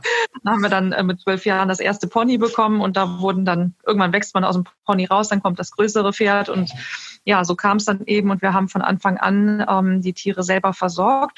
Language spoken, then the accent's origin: German; Neuss, North Rhine-Westphalia, Germany; komme aus Neuss